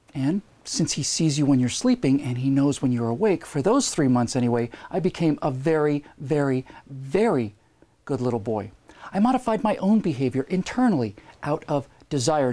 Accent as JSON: {"language": "English", "country": "Bermuda", "tie": "born or raised there", "said": "I lived within easy walking distance of the beach where I grew up in Bermuda"}